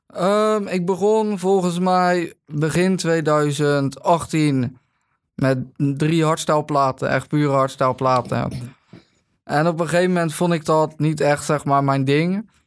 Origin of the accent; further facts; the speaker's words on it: Katwijk, South Holland, Netherlands; Ik kom uit Katwijk